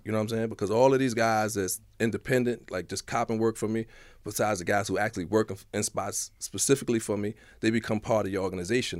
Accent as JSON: {"language": "English", "town": "New York City", "region": "New York", "country": "United States", "also_born_or_lived": "Manhattan / Harlem", "said": "I was from the Bronx. I came down to Manhattan"}